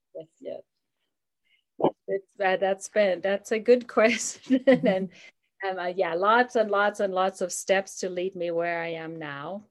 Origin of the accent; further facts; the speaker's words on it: Germany; now in Durango, United States; I live in Colorado, Durango, Colorado. I am originally from Germany.